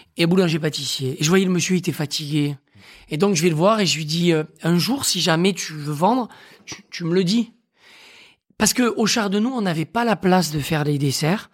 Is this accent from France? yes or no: yes; Aveyron, Occitania, France; moved away as an adult; now in Paris, France; moi, je suis né dans l'Aveyron, je suis un bon élève. C'est-à-dire que j'ai grandi avec des racines saines, dans une famille aimante